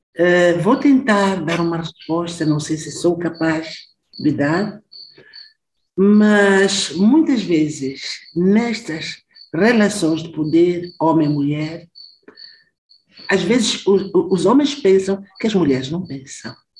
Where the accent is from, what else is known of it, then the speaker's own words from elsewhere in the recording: southern Mozambique, Mozambique; moved away as an adult; eu sou do Sul, eu fui trabalhar e viver no norte de Moçambique